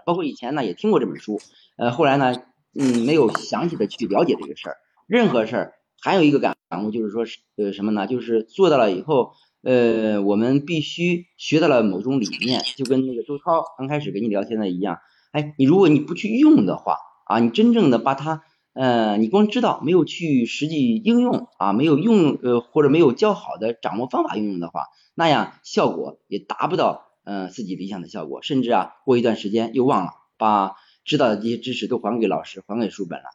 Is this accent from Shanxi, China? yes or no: no; Xingtai, Hebei, China; 家是河北邢台的，啊，是一个公务员